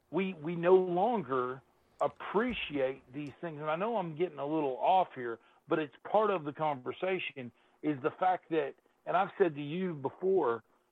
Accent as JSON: {"language": "English", "country": "United States", "said": "me as an American in this country"}